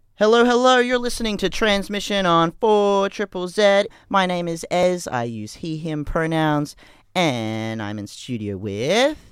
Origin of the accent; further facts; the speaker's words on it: Brisbane, Queensland, Australia; I grew up in you know the '90s in Brisbane